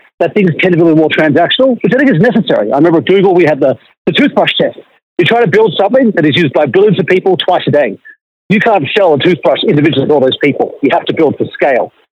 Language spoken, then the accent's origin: English; Australia; also born or lived in Silicon Valley; being an Australian in America